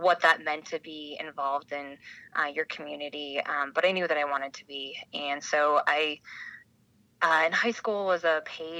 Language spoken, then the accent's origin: English; Billings, Montana, United States; moved away as an adult; also born or lived in Missoula, Montana / Washington, D.C.; I was born in Missoula. I went to school, middle school and high school in Billings, and I graduated from the University of Montana. My parents and grandparents and great-grandparents were all proud Montana outdoor types.